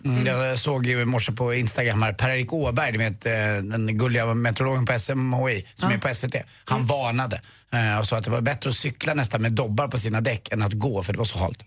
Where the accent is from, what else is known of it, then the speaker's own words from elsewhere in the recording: Stockholm, Stockholm County, Sweden; Jag är uppväxt väldigt nära Djurgården